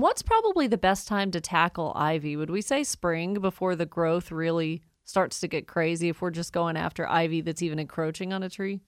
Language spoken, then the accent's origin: English; Woodstock, Georgia, United States; Woodstock, my hometown